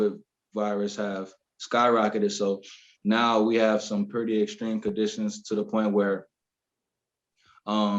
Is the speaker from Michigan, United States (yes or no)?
no; Orlando, Florida, United States; also born or lived in Columbus, Georgia; originally I was born in Columbus, Georgia, not such a big city. And then shortly after that, I moved to Florida, Orlando, Florida